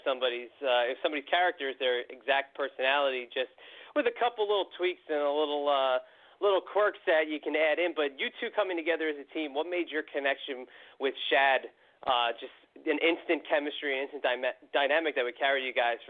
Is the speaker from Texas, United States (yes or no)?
no; New York City, New York, United States; I was born in Brooklyn myself